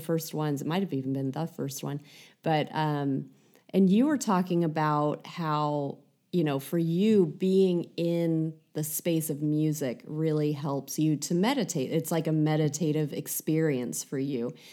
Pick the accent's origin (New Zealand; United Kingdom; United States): United States; being American